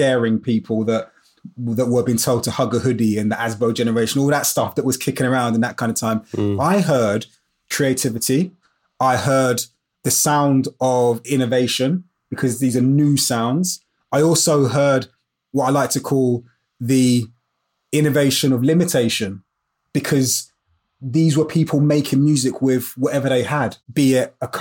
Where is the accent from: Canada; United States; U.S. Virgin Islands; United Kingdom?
United Kingdom; London; I grew up in Brixton in South London